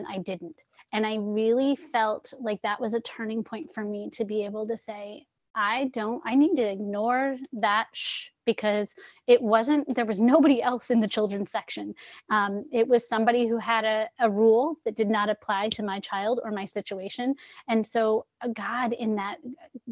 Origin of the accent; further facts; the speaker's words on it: San Diego, California, United States; also born or lived in New England; now in Connecticut, United States; I grew up in San Diego, California, where everybody's happy and friendly